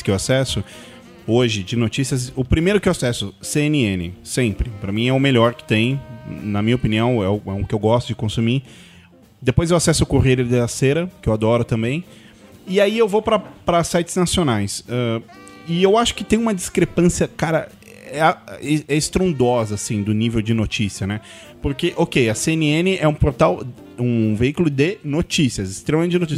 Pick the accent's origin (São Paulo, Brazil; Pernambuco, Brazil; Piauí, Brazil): São Paulo, Brazil; eu sou de São Paulo